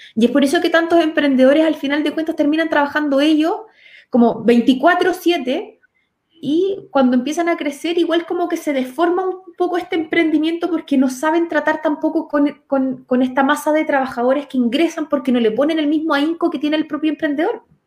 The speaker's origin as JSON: {"language": "Spanish", "town": "Los Ángeles", "region": "Biobío", "country": "Chile", "tie": "born or raised there", "said": "Yo vivo actualmente en Los Ángeles, o sea, soy nacida y criada en Los Ángeles."}